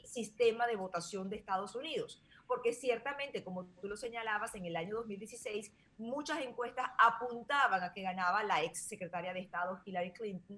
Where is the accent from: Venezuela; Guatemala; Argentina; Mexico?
Venezuela; now in United States; yo que soy venezolana